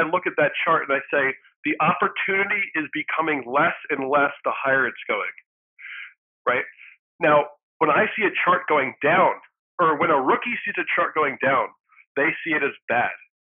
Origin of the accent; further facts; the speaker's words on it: United States; also born or lived in Philadelphia / Los Angeles; I live in the U.S. I was born in the U.S., but I am also a Swedish citizen